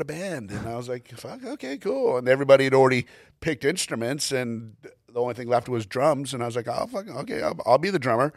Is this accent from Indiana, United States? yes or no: no; Glendale, California, United States; I was born in Glendale, California, went to school in Glendale, California, graduated from Glendale, California